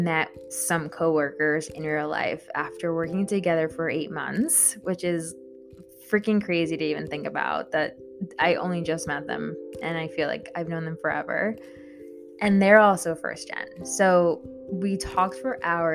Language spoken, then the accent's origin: English; Long Island, New York, United States; English is a second language; also born or lived in El Salvador (parents' origin); I was born in New York, and I specifically grew up in Long Island